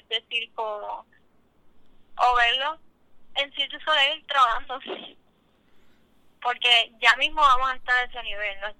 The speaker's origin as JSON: {"language": "Spanish", "country": "Panama", "lives_now": "Puerto Rico", "said": "desde que yo llegué de Panamá he estado explorando más acá en Puerto Rico pero haber estado en mi país"}